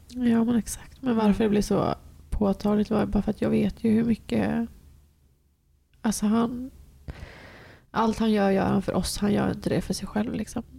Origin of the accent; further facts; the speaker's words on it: Gothenburg, Västra Götaland, Sweden; vi eh, flyttade tillbaka dit där jag är uppvuxen